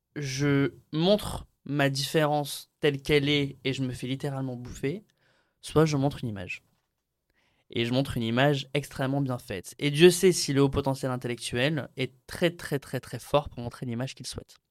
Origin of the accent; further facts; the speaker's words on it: Béziers, Occitania, France; also born or lived in Aix-en-Provence; je suis né à Aix-en-Provence et puis de suite après, je suis allé dans une ville de province qui s'appelle Béziers. J'ai grandi là-bas